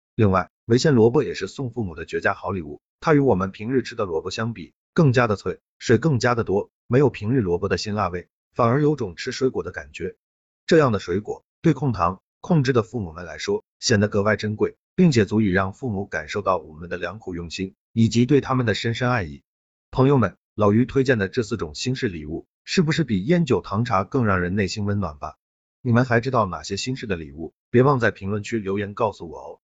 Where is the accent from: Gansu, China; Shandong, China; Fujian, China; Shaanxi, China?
Shandong, China; 对于我们山东人来说